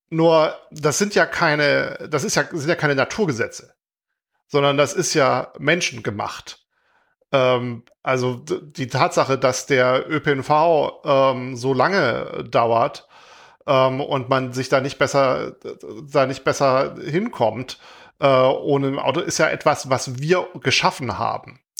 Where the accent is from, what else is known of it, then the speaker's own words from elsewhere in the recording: Heilbronn, Baden-Württemberg, Germany; Ich komme aus Heilbronn ursprünglich, äh, nicht so weit mhm. weg von, wo äh, der Wolfgang heute wohnt.